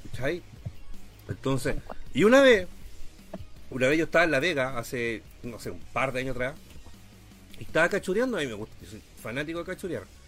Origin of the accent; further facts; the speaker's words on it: Chile; soy chileno